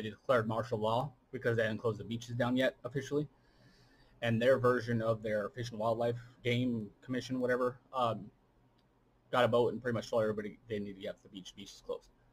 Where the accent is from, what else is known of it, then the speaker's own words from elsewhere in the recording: United States; as an American